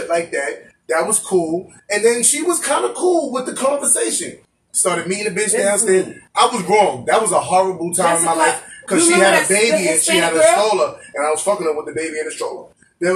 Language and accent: English; New York City, New York, United States; I'm from Brooklyn